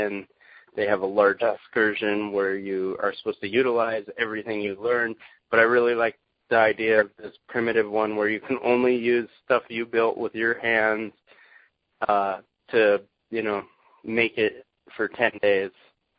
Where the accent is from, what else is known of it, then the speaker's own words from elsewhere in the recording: Santa Cruz, California, United States; we grew up in Santa Cruz, California